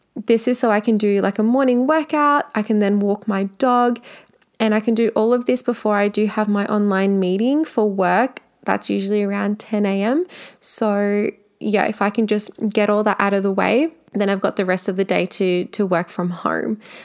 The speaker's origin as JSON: {"language": "English", "town": "Melbourne", "region": "Victoria", "country": "Australia", "said": "I am from Melbourne"}